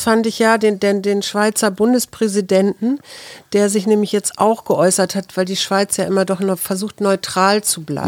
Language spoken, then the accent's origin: German; Kiel, Schleswig-Holstein, Germany; moved away; ich bin ja mal in Kiel zur Schule gegangen